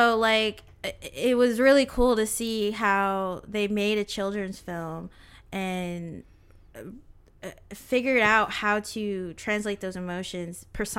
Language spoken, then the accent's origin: English; West Coast, United States; I am a transplant as well. I moved from the West Coast all the way to the East Coast, and that was definitely crazy.